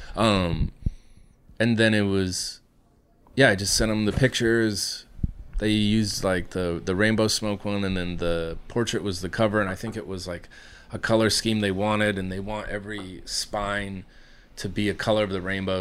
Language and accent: English; Iowa, United States; I come from Iowa.